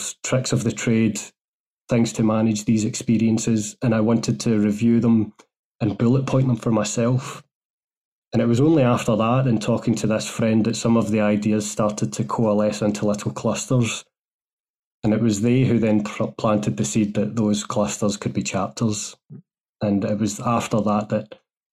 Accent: Glasgow, Scotland, United Kingdom; moved away as an adult; also born or lived in Germany / United States; I'm from Glasgow in Scotland originally. That's where I've circled back to as well. So I was born in Glasgow, raised there

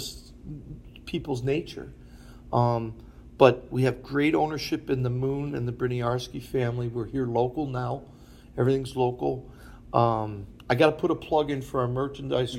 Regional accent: Buffalo, New York, United States; moved away; also born or lived in Philadelphia; I grew up in Buffalo

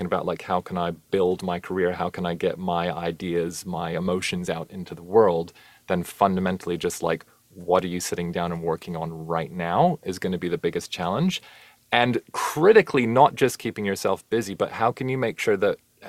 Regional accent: Canada; also born or lived in New Zealand; now in London, United Kingdom; I'm originally Canadian, lived in New Zealand as a teenager.

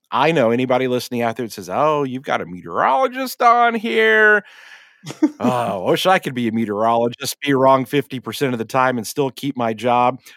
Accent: Vetersburg, Indiana, United States; where I grew up in Vetersburg, Indiana

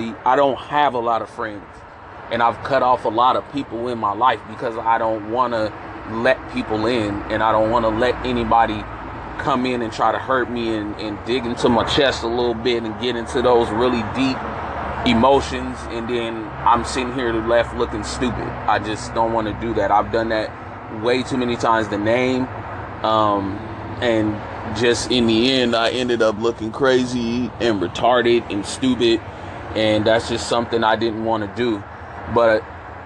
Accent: San Francisco, California, United States; born or raised there

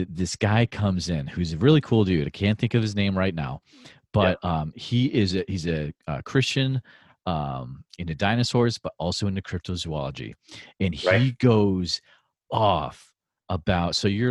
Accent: New England, United States; moved away; also born or lived in Central Iowa; I grew up in New England

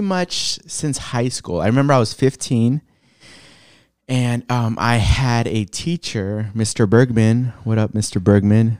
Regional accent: San Diego, California, United States; moved away as an adult; also born or lived in Los Angeles; now in Portland, United States; born in L A, raised in San Diego, um, yeah, lived there most of my life

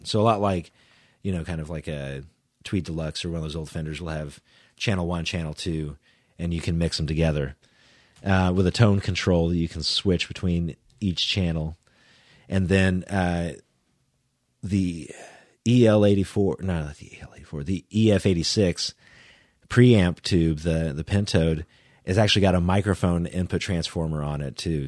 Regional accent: Edmond, Oklahoma, United States; also born or lived in Houston, Texas; we moved up to Edmond when I was in, like, kindergarten, so then I, you know, I grew up in Edmond, went to school at Edmond Memorial

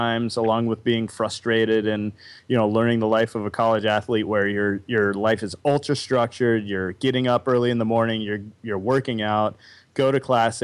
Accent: Wagoner, Oklahoma, United States; I was born in Wagner, Oklahoma

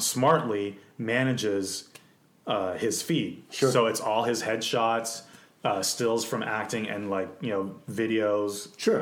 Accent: Canada; I was born in Canada

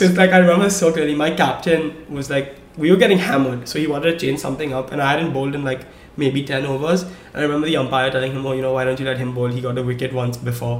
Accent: India; moved away; growing up in India, you know, I played cricket

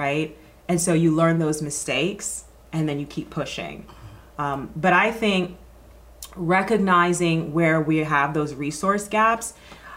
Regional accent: Atlanta, Georgia, United States; moved away as an adult; also born or lived in New York; Growing up in Atlanta

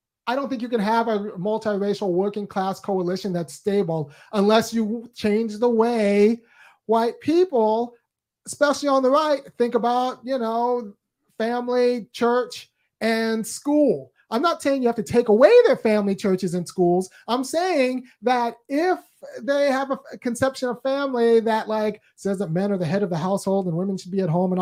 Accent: California, United States; I'm from California, and I spent, you know, most of my life in California

